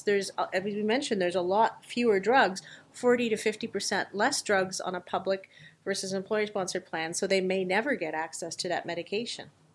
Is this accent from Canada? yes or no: yes; Canada; as a Canadian